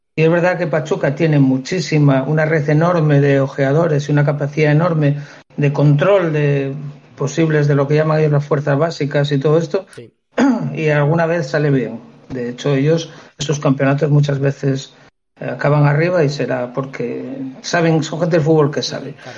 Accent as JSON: {"language": "Spanish", "town": "Figaredo", "region": "Asturias", "country": "Spain", "said": "Fegaredo el equipo de mi pueblo"}